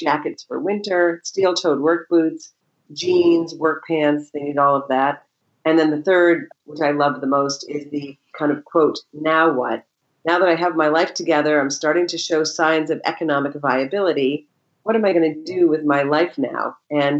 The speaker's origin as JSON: {"language": "English", "region": "Maine", "country": "United States", "tie": "born or raised there", "said": "I grew up in Maine, and I happen to know a lot of people in Maine."}